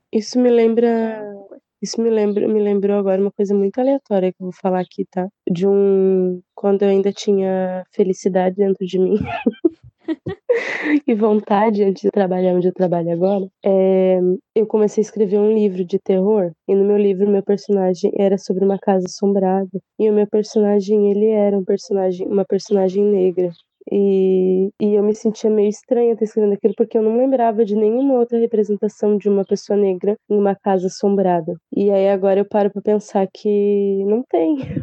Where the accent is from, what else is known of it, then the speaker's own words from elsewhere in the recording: the South, southern Brazil, Brazil; a gente aqui em Sul, tenha pele clara e o olho claro